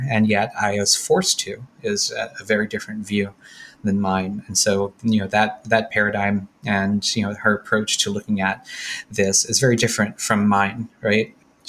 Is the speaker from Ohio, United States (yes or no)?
no; New Orleans, Louisiana, United States; I grew up in New Orleans, so I already knew how to drink.